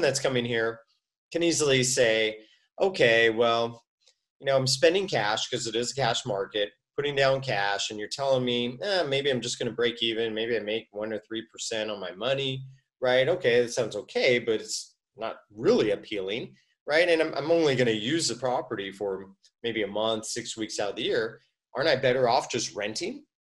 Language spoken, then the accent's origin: English; United States; I'm American